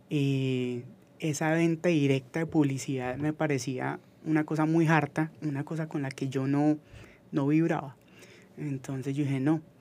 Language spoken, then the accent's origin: Spanish; Manizales, Caldas, Colombia; Yo soy de la herencia paisa, yo soy de Manizales